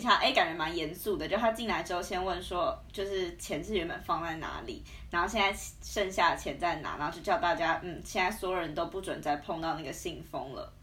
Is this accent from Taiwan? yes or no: yes; Taiwan; moved away as an adult; now in Moscow, Russia; 我也是来自台湾，跟阿文一样